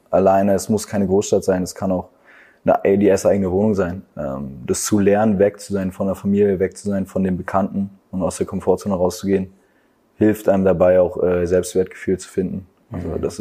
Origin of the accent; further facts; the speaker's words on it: Stralsund, Mecklenburg-Vorpommern, Germany; first language German; also born or lived in Hamburg; Ich freue mich, dass ich hier geboren bin.